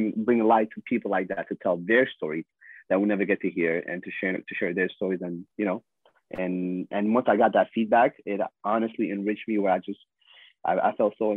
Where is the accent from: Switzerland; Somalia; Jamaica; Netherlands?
Somalia; I'm from the Horn of Africa. My nationality is Somalian.